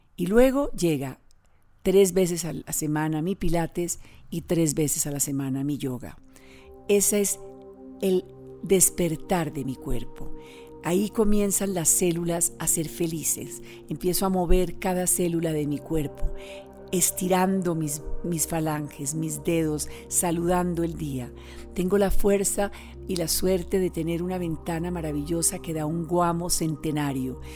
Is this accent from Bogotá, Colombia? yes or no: no; Tolima, Colombia; Vengo del Tolima, mi madre era del Tolima, mi padre de Bogotá